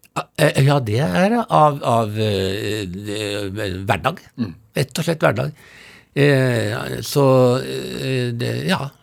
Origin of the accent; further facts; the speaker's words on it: Oslo, Norway; Jeg vokste opp på Tonsenhagen i, i Oslo. Ja. Fra jeg var tre til jeg var 13